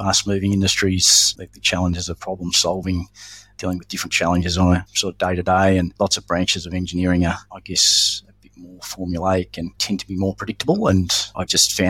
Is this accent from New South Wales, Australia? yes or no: no; Melbourne, Victoria, Australia; also born or lived in Brisbane; I grew up predominantly in Melbourne with a brief stint in Brisbane